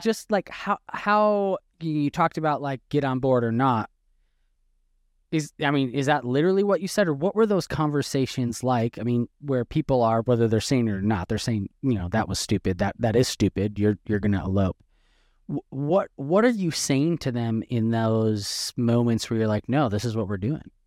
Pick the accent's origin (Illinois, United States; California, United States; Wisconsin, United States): Wisconsin, United States; now in Texas, United States; I'm from Wisconsin, but, but been in Texas since two thousand twelve